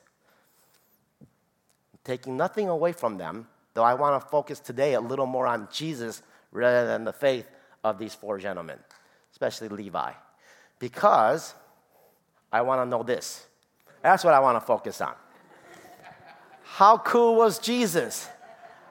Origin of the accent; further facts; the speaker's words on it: Chicago, Illinois, United States; I'm from Chicago, close to Rockford